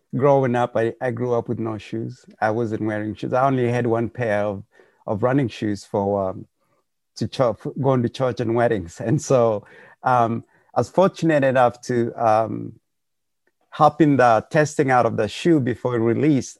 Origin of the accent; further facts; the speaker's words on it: Kenya; moved away; we're all from Kenya